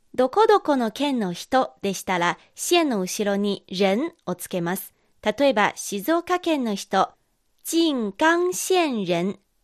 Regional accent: Northeast, Northeast China, China; accent: Dongbei; 私は東北人ですので、東北なまりがあります

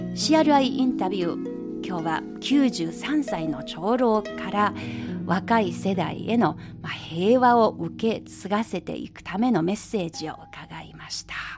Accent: China; 私たち中国人

